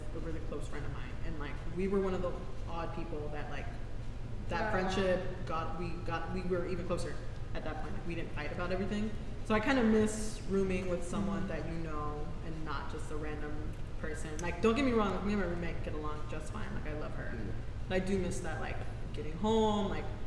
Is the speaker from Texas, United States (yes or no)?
yes; Houston, Texas, United States; moved away as an adult; now in San Antonio, United States; I am not from San Antonio, like I'm from Houston